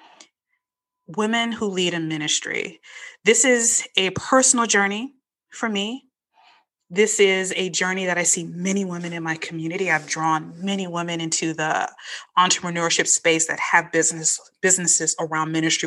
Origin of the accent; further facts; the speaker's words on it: Chicago, Illinois, United States; moved away; also born or lived in the South; when I grew up in Chicago